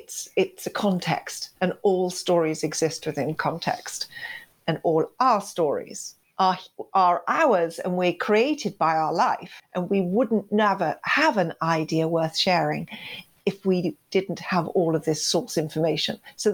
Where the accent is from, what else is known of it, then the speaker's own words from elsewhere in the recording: Kenya; I was sent to boarding school. I come from Kenya, East Africa.